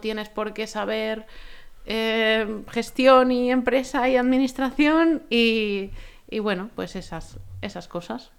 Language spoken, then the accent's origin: Spanish; Spain